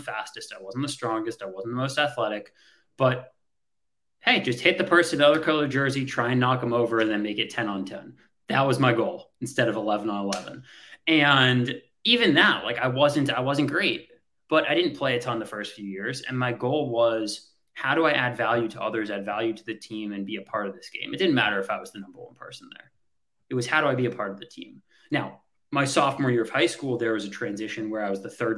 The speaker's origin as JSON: {"language": "English", "area": "outside of Boston", "region": "Massachusetts", "country": "United States", "tie": "born or raised there", "said": "grew up outside of Boston, Massachusetts"}